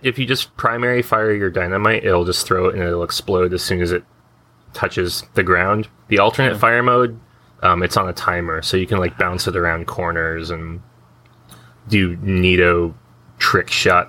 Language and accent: English; United States; I'm American